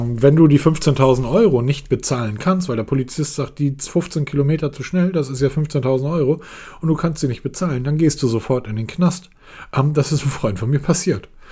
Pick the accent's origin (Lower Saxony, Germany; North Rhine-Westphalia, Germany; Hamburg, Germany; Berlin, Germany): Hamburg, Germany; ich komme aus Hamburg.